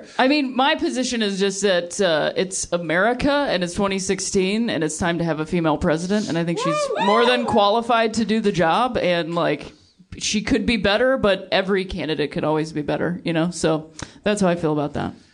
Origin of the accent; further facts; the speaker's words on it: Akron, Ohio, United States; moved away; also born or lived in Chicago; I'm from Akron, Ohio.